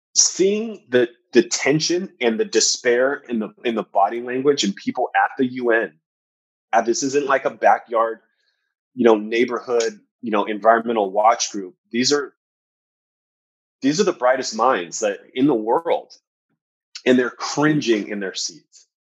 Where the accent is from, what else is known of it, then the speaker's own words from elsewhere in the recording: Southern California, United States; I grew up in Southern California